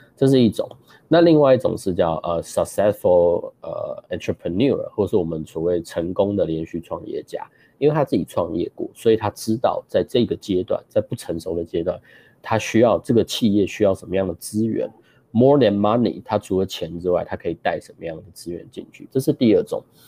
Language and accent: Chinese; Taiwan; moved away; also born or lived in Chicago / Seattle; 我本身出生在台湾